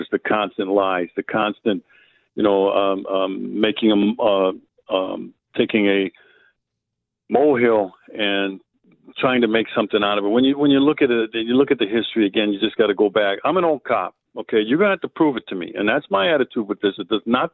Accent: Wisconsin, United States; I'm from Wisconsin

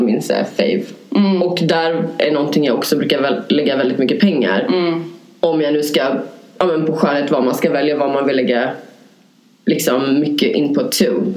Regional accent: Norrland, Sweden; moved away; also born or lived in Hässelby; jag är från Norrland

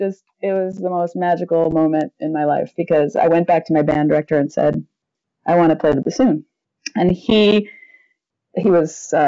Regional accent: Panama; I grew up in Panama, and my dad was a missionary there.

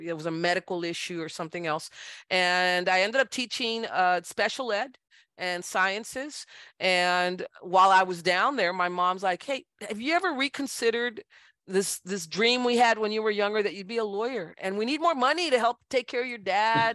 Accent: Brownsville, Texas, United States; moved away as an adult; now in San Antonio, United States; I was born in, in Brownsville, Texas, in nineteen sixty-five at Mercy Hospital

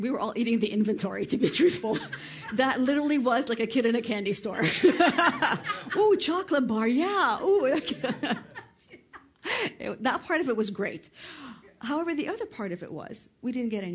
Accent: Canada; also born or lived in Lebanon; I'm Lebanese, born and raised in Canada

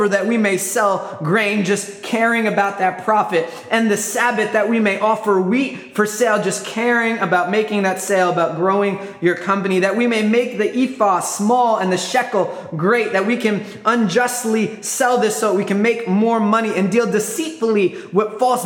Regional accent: New York, United States; I grew up in New York, and I tell everybody I'm a New York mutt.

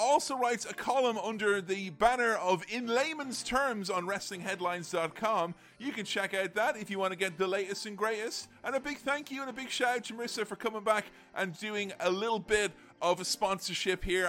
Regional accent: Ireland; back when I was a young boy growing up in Ireland

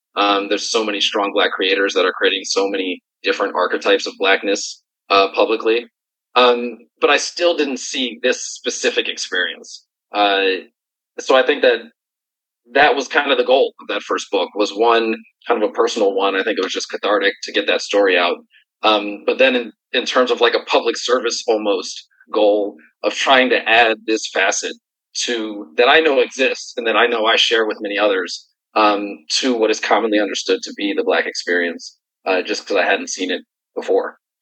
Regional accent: Philadelphia, Pennsylvania, United States; I am a kid from Philly

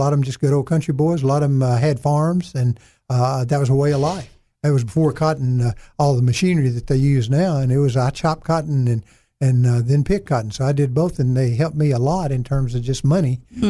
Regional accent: the Arkansas Delta, United States; also born or lived in Brinkley, Arkansas / Clarendon, Arkansas / West Helena, Arkansas / Wynne, Arkansas; being extremely poor and growing up in the Delta was a good combination to help me grow and help me mold myself and become a better person and perhaps a stronger person than I would have been otherwise.

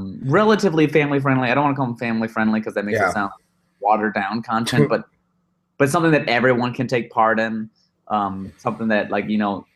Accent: Chicago, Illinois, United States; now in Los Angeles, United States; I'm from Chicago land area, and I went to school in Chicago

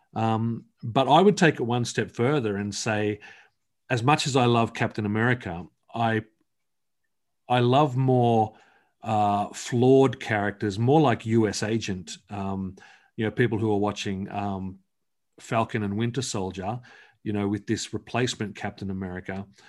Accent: Australia; I'm from Australia

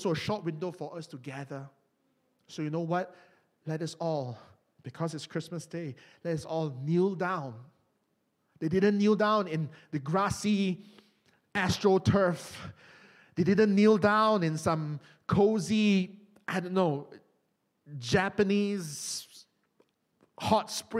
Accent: Malaysia; moved away; my home country of Malaysia

